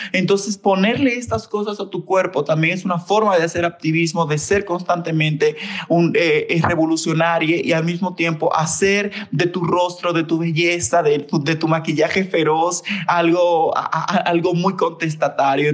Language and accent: Spanish; Santo Domingo, Dominican Republic; moved away as an adult; now in Mexico; nací en República Dominicana, en Santo Domingo, ahorita vivo en México, ya llevo siete años aquí